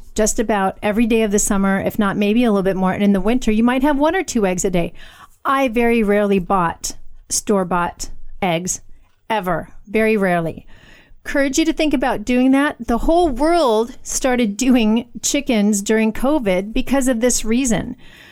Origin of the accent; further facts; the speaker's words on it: United States; I'm an American woman